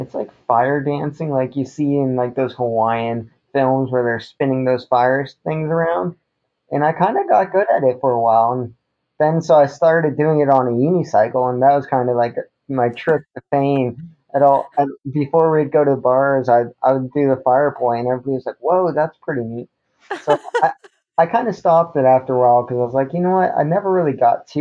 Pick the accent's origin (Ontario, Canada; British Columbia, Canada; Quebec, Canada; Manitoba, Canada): Ontario, Canada; Goderich; moved away as an adult; also born or lived in Kitchener-Waterloo, Ontario; now in Chesapeake, United States; I was born in a town called Kitchener-Waterloo, but I grew up in a small little town called Goderich.